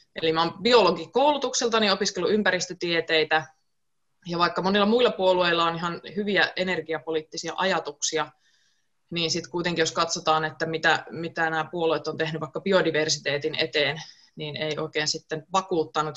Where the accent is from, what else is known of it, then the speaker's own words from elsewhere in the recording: Joensuu, North Karelia, Finland; moved away; also born or lived in Espoo; muutin takaisin kotiseudulle Joensuuhun Espoosta viime keväänä